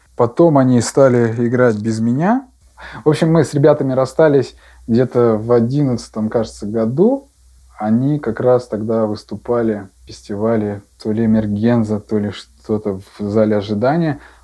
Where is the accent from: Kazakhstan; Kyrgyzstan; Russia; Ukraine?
Russia; Yaroslavl, Yaroslavl Oblast; Я родился в Ярославле